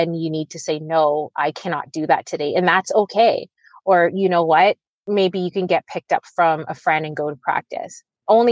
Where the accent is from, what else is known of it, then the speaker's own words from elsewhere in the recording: Oakville, Ontario, Canada; being a young Black girl growing up in Oakville